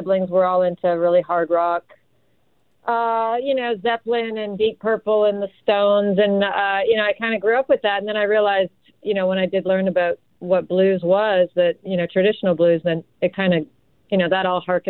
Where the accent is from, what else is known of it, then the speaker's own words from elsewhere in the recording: Ottawa, Ontario, Canada; moved away; also born or lived in Vancouver / Austin, Texas; I grew up in Ottawa